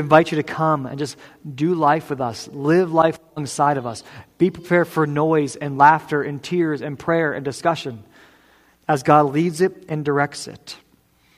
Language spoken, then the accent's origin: English; New England, United States; I am a proud New Englander. This is where I'm from.